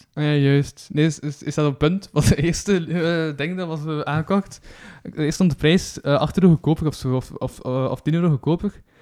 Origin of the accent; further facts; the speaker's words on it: Kortrijk, Flanders, Belgium; accent: West Flemish; ik ben dan zo van Kortrijk